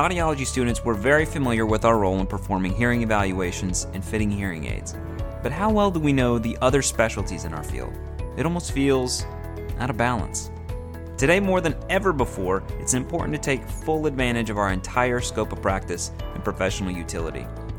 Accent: Nashville, Tennessee, United States; moved away as an adult; now in Arkansas, United States; I am from the University of Arkansas, originally from Nashville, but I've been living in Arkansas for about 7 years now.

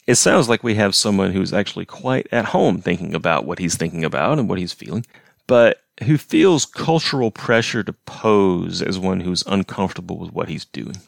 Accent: the South, United States; I grew up not specifically in what you'd call the country per se, not like on a farm or anything, but in a rural setting in the sense that it was a small southern town

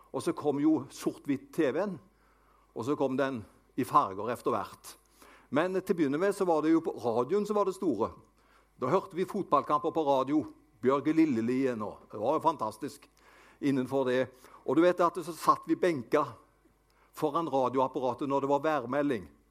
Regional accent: Avaldsnes, Rogaland, Norway; also born or lived in Haugesund; Det var der jeg vokste opp. Vi bodde på Nordkarmøy Avaldsnes.

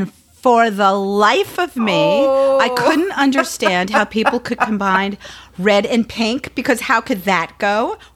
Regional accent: Long Island, New York, United States; also born or lived in Brooklyn, New York; when I was 8, we moved from Brooklyn to Long Island, and I got my own bedroom, which I didn't have when I lived in Brooklyn

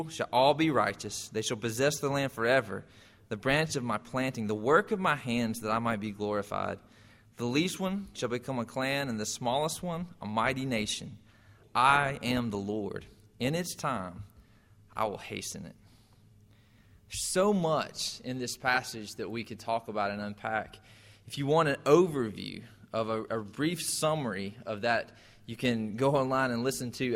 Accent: Irwin County, Georgia, United States; I grew up in Irwin County, and we had every year the Sweet Potato Festival

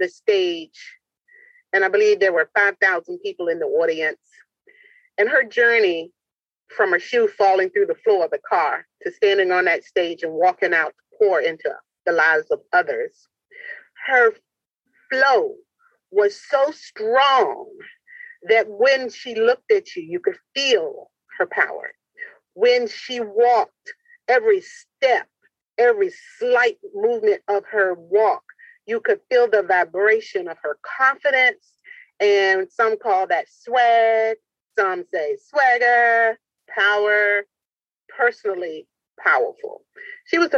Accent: Portsmouth, Virginia, United States; I'm dedicating it to my hometown, Portsmouth, Virginia

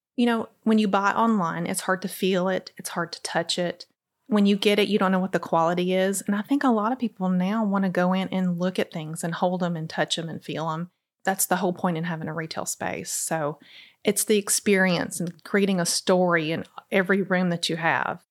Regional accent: Crossville, Tennessee, United States; now in Cookeville, United States; I'm actually from Crossville

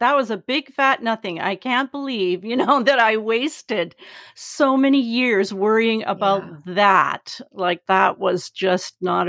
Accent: Canada; I remember learning American history, you know, and just I loved it because we always learned Canadian history from, you know, and we're such, I don't know, sort of humble, pacifistic kind of people.

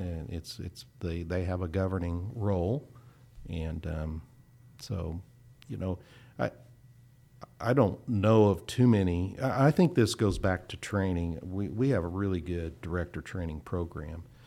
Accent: Kansas, United States; moved away as an adult; also born or lived in Oklahoma; I grew up in Kansas, went to Kansas State

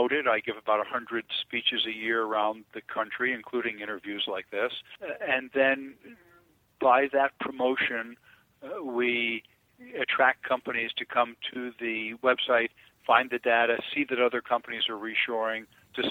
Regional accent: Elizabeth, New Jersey, United States; I grew up in Elizabeth, New Jersey, right across the river from New York

